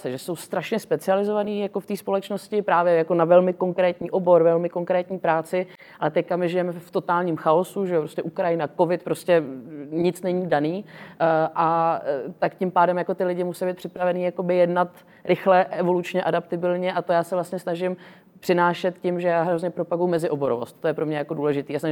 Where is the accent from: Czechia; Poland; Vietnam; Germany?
Vietnam; já jsem vyrůstala vlastně ve Větnamu část svého života, takže jsem byla vlastně v mezinárodním vzdělávacím systému